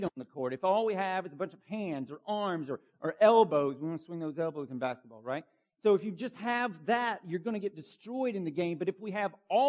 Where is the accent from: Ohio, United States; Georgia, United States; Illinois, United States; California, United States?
Georgia, United States; Bartow County; Where I grew up in Bartow County, Georgia